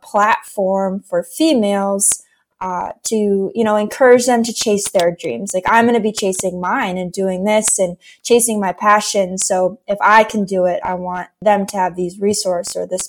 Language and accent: English; New Hampshire, United States; I was born and raised in New Hampshire, about an hour north of Boston.